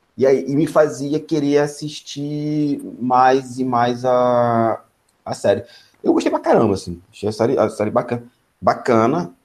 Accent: Magé, Rio de Janeiro, Brazil; Magé é minha cidade natal

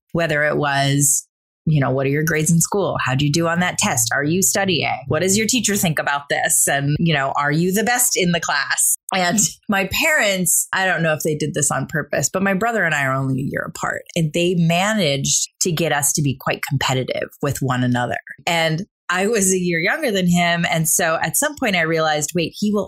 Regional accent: Caseville, Michigan, United States; also born or lived in Saginaw, Michigan; I grew up in a small town in Michigan

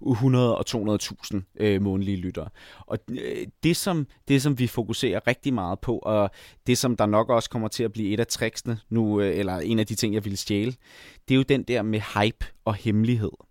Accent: Jutland, Denmark; now in Copenhagen, Denmark; endelig fundet ud af, at jeg som jyde, eller i hvert fald som delvis jyde, godt kan bo i København uden at have en bil

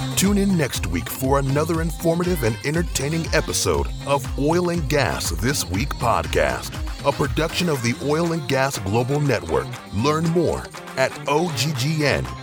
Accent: South Louisiana, United States; I'm from South Louisiana

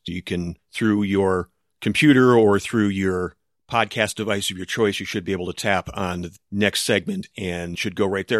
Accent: United States; as an American

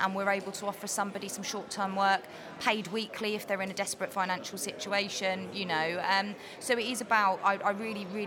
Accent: Bury St Edmunds, East of England, United Kingdom; I'm local anyway. Bury St Edmunds is my hometown

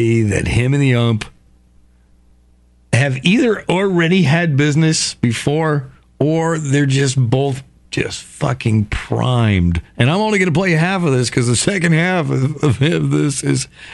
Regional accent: Somers, Connecticut, United States; I grew up in Somers, Connecticut, small town.

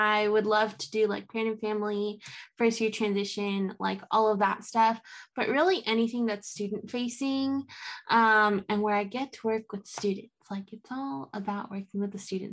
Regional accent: Southern California, United States; moved away as an adult; now in Michigan, United States; originally from Southern California

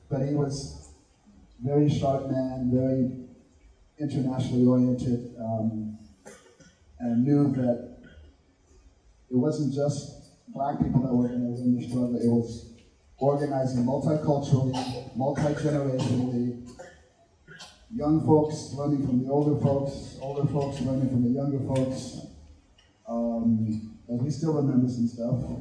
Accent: Los Angeles, California, United States; now in St. Paul, United States; and I grew up in East Los Angeles. … yo crecí en el este de Los Ángeles y ahorita vivo en St. Paul, Minnesota

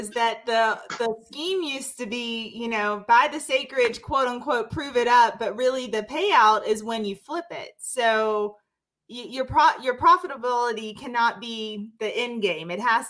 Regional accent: Mississippi, United States; I'm from Mississippi. We breathe politics and religion.

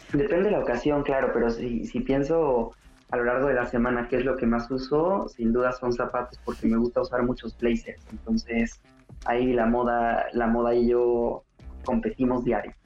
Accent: Puebla, Mexico; moved away as an adult; also born or lived in Italy; now in Barcelona, Spain; soy poblano, orgullosamente. Bueno, soy mexicano y español, tengo las dos nacionalidades

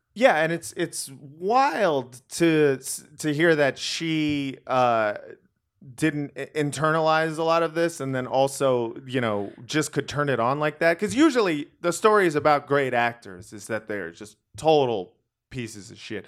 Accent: Los Angeles, California, United States; I grew up in Los Angeles.

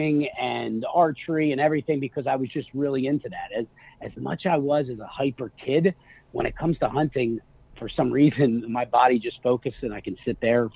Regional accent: outside of Philadelphia, Pennsylvania, United States; I was born and raised outside of Philadelphia

